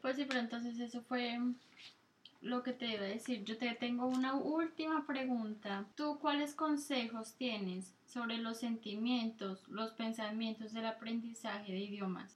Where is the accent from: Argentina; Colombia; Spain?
Colombia; accent: Colombian mixed with Italian; moved away as an adult; also born or lived in Italy; now in United States; mi acento todavía es colombiano, es como un mix entre colombiano y italiano